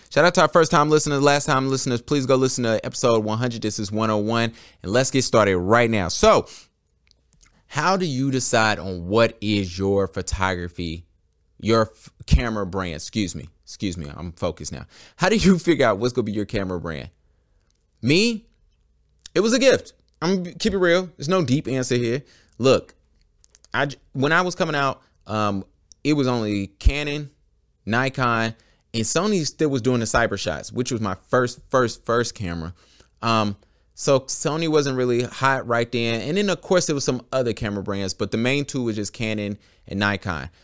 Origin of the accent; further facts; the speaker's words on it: Charlotte, North Carolina, United States; I am a Charlotte photographer, born and raised in Charlotte in the Queen City